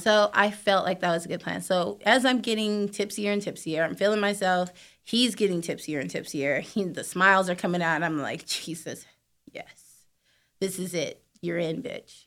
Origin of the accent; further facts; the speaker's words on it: San Diego, California, United States; also born or lived in Atlanta; I'm from San Diego by way of Atlanta